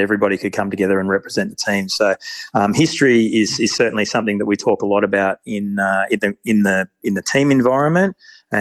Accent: Erina, New South Wales, Australia; moved away as an adult; also born or lived in Bathurst / Orange / Canberra; I grew up on the Central Coast and played a lot of soccer, actually, and ended up out west in Bathurst

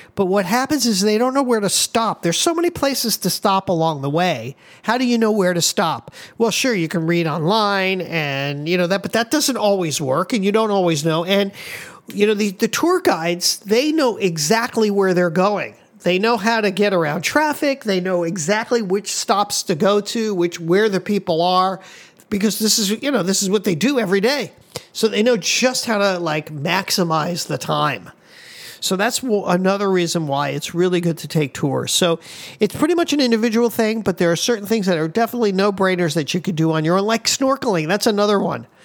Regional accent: Miami, Florida, United States; moved away as an adult; now in Hawaii, United States; I'm from Miami.

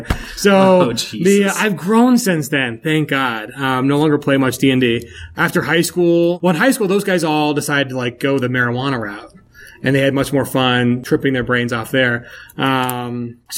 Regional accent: Colorado, United States; I'm from Colorado

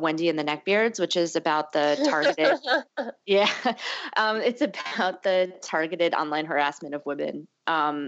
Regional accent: Connecticut, United States; also born or lived in Massachusetts; now in New York, United States; I'm from the Northeast, I'm from Connecticut

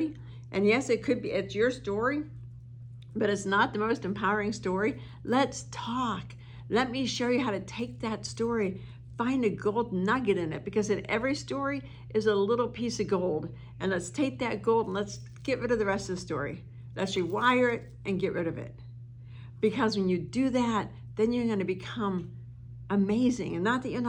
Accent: East Coast, United States; now in Arizona, United States; And I'm from the East Coast. I live in Arizona now, but I'm from the East Coast

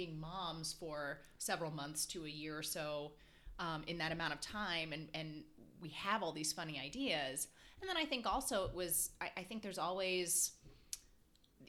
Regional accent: Dallas, Texas, United States; also born or lived in Chicago; now in Los Angeles, United States; we lived there. I grew up in Dallas

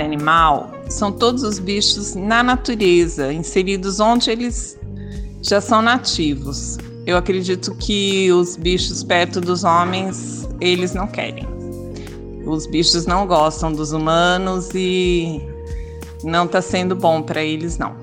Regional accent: Andradas, Minas Gerais, Brazil; sou de Minas Gerais, de Andradas

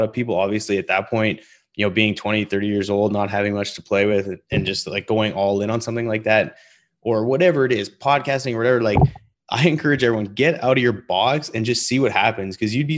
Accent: Calgary, Alberta, Canada; Because I'm from Calgary, Alberta. I've moved all over the place.

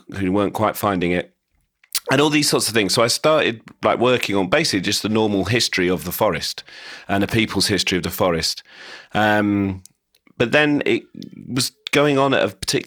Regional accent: St Albans, East of England, United Kingdom; moved away as an adult; now in London, United Kingdom; I grew up in St Albans, which kind of doesn't have much decent, exciting countryside around it.

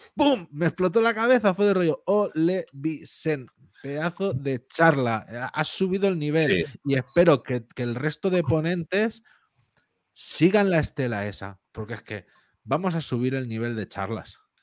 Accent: Spain; es algo que tenemos mucho los españoles

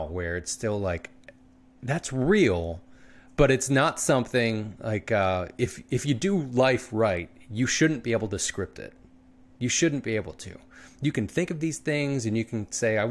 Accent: Glenolden, Pennsylvania, United States; also born or lived in Prospect Park, Pennsylvania; I grew up in Glen Olden and Prospect Park

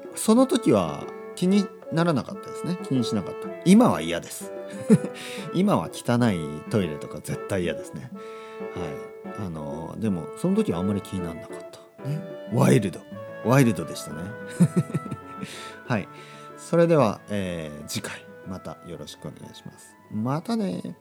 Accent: Japan; 僕とですね、もう一人の日本人

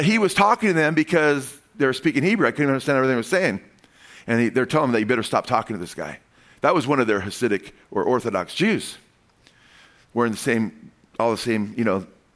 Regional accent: United States; I'm a Gentile. I'm the Goyim. I came from the United States

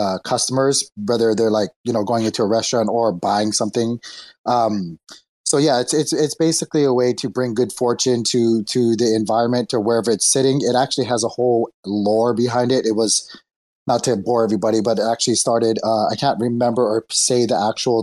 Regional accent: Hawaii, United States; I was born in Hawaii. And it's a big, big, you know, obviously big Asian culture there. And I saw them everywhere I went when I was a young boy.

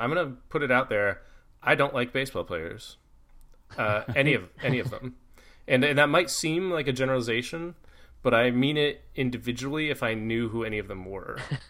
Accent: Mid Missouri, United States; I'm from Mid Missouri

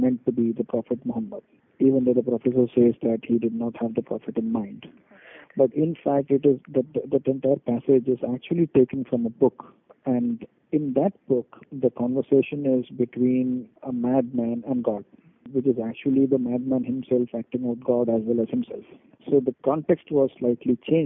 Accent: Kerala, India; I am from Kerala

